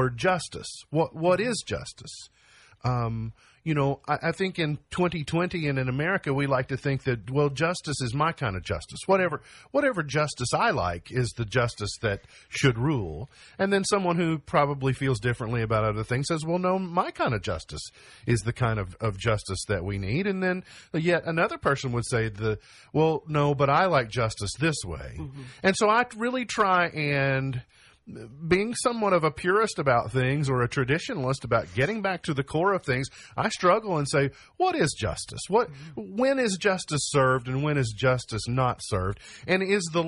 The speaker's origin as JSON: {"language": "English", "region": "Kentucky", "country": "United States", "said": "I'm an American, I'm a Kentuckian"}